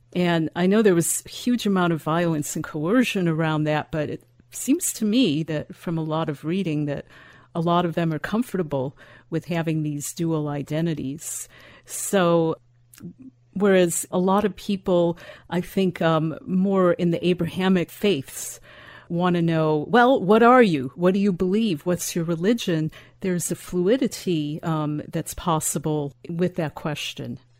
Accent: Chicago, Illinois, United States; I grew up in Chicago

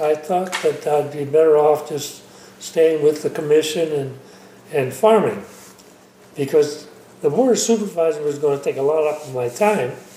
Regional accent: Calpella, California, United States; I was born in Calpella

